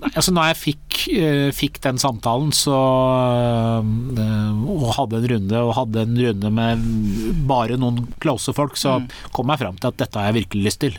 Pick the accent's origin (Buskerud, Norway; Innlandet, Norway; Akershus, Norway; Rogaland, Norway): Buskerud, Norway; Drammen; Drammen, hjembyen min